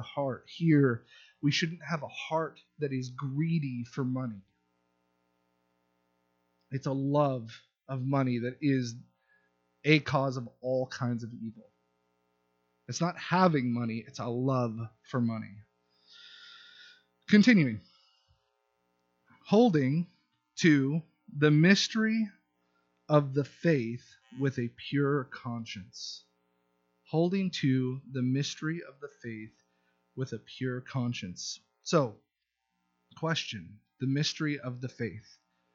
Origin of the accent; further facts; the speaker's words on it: Southern California, United States; moved away as an adult; I'm from Southern California. There's wealth abounding from where I'm from